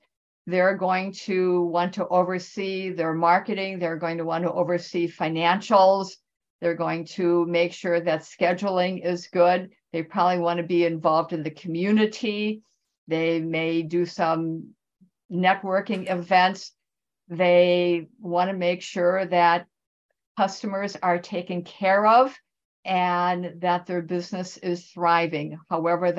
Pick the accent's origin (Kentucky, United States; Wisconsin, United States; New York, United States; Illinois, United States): Wisconsin, United States; now in California, United States; I am originally from Wisconsin, so the people in the Midwest are near and dear to my heart